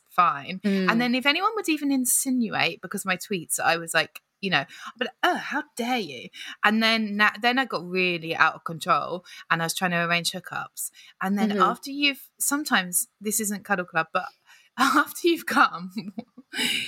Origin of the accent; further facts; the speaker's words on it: United Kingdom; we're British.